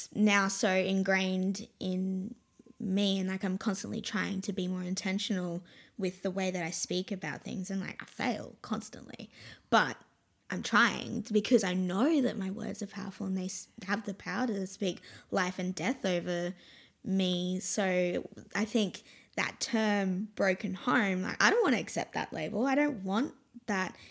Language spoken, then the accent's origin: English; Brisbane, Queensland, Australia; also born or lived in Caboolture, Queensland / Snowy Mountains, New South Wales; I was born in Caboolture